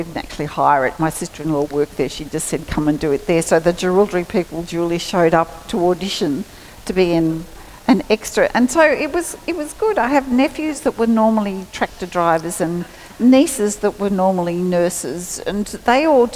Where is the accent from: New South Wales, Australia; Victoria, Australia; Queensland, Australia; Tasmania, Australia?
New South Wales, Australia; Geraldine; we were born and raised in Geraldry